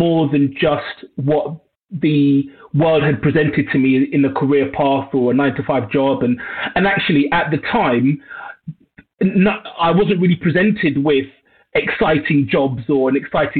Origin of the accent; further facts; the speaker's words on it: London, United Kingdom; I was born and raised in Northwest London, a borough called Brent.